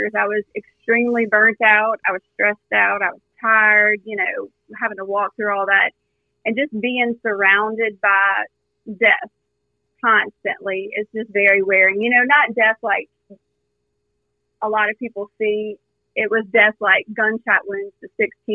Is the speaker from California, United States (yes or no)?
no; South Louisiana, United States; born and raised in South Louisiana